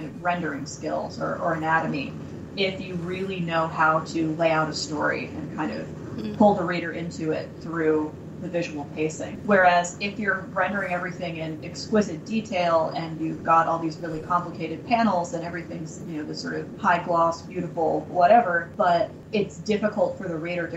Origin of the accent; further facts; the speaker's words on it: Massachusetts, United States; moved away; I'm from Massachusetts, and I was visiting home over the summer